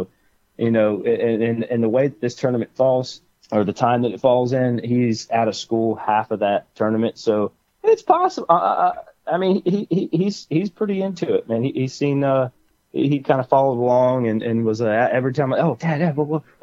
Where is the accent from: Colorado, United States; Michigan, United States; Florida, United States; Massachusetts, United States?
Florida, United States; Central; I grew up in Central Florida, born and raised in Central Florida.